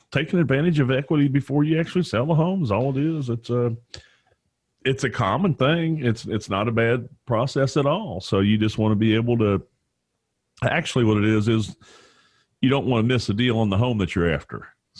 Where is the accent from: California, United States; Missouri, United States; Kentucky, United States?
Kentucky, United States; Richmond; We all live in this community and surrounding communities. I'm from Richmond.